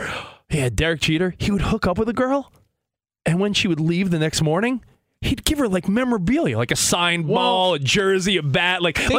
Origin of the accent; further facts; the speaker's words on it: Long Island, New York, United States; also born or lived in Manhattan / Brooklyn; now in Los Angeles, United States; we're living in LA now, but I grew up on Long Island. Lived in Manhattan, lived in Brooklyn.